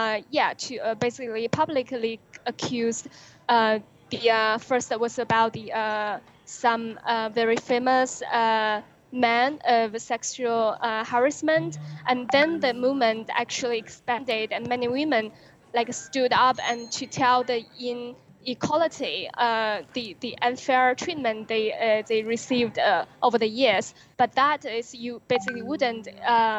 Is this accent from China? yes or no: yes; China; first language Chinese; English is a second language; my own experience growing up in China as a millennial.